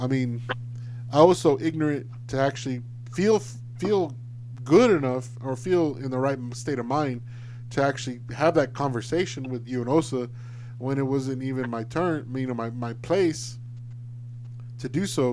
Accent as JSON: {"language": "English", "town": "Alice", "region": "Texas", "country": "United States", "tie": "born or raised there", "said": "it's probably less than 10 African American families that lived within Alice in my hometown"}